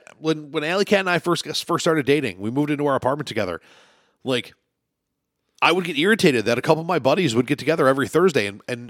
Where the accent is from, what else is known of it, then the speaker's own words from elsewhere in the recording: New York, United States; I grew up on the Lancaster Alden line.